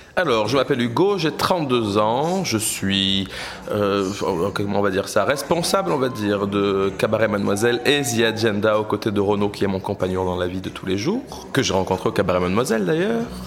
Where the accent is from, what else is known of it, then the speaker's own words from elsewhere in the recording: south of France, France; moved away as an adult; also born or lived in Paris / London; now in Brussels, Belgium; Je viens du sud de la France à la base